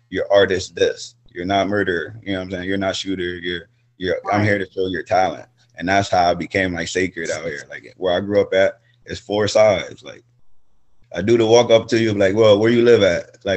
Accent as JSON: {"language": "English", "town": "York", "region": "Pennsylvania", "country": "United States", "said": "I'm from York. York, Pennsylvania"}